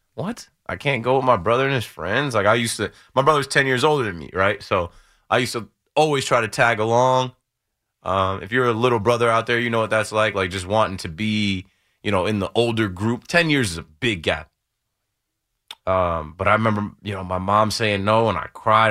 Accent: Ocean Township, New Jersey, United States; born or raised there

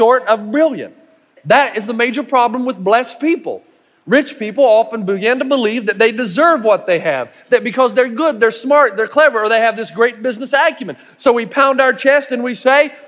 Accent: East Tennessee, United States; I'm from East Tennessee

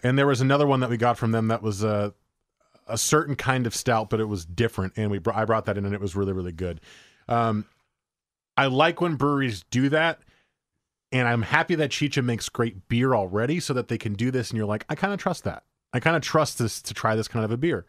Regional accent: New Jersey, United States; I grew up in New Jersey

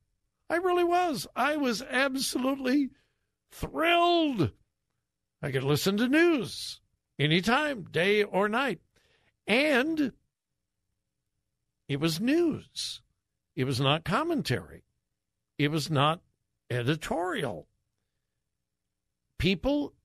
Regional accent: Los Angeles, California, United States; now in Columbus, United States; I grew up in the L.A. area

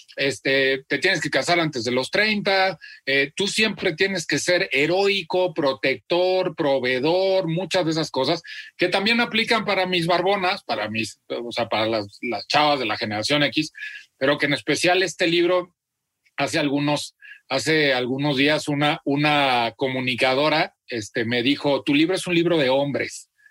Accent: Celaya, Guanajuato, Mexico; nací en Celaya, Guanajuato

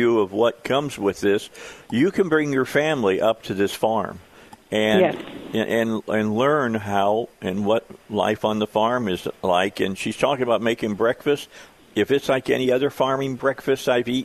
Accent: outside Chicago, Northwest Indiana, United States; now in Arkansas, United States; I grew up outside of Chicago, all right? I was in Northwest Indiana

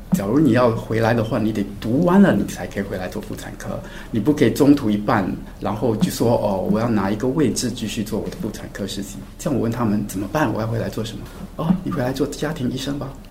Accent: Singapore; 我从小在新加坡长大

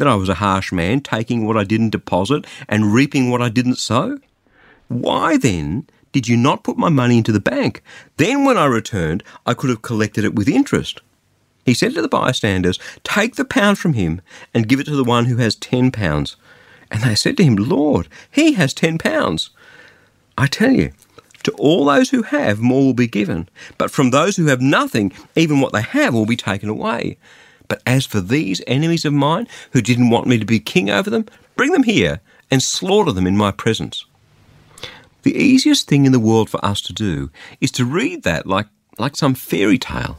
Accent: Australia; I'm an Australian and not an Afghani, Albanian, Algerian, Angolan, Armenian, or anything else

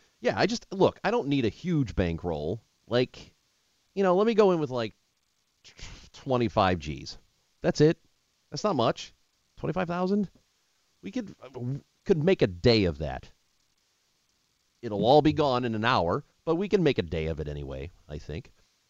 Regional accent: St. Louis, Missouri, United States; Yeah, so I grew up in St. Louis, and it is humid as hell in St. Louis.

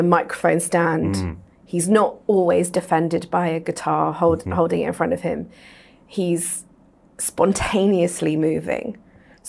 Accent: England, United Kingdom; I'm from England, worked in London in theatre

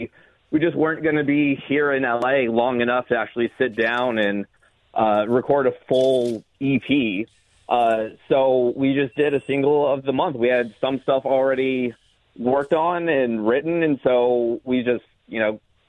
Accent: Los Angeles, California, United States; I was born and raised here in Los Angeles

